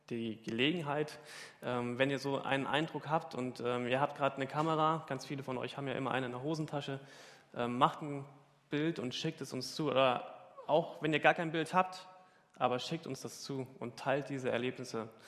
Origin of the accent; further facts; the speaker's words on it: Hamburg, Germany; Ja, als Hamburger hat man das ja schon oft gesehen.